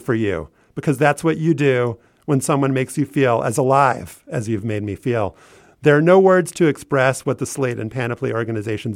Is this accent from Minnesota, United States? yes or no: no; New Orleans, Louisiana, United States; moved away as an adult; now in Washington, D.C., United States; I'm from New Orleans originally, but Washington, D.C. truly raised me. I've been in the city for almost 14 years